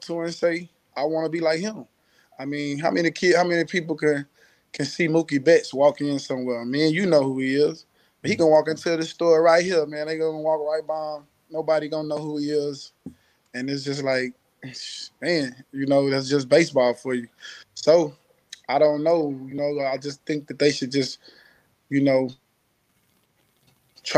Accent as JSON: {"language": "English", "town": "Houston", "region": "Texas", "country": "United States", "tie": "born or raised there", "said": "I'm from Houston"}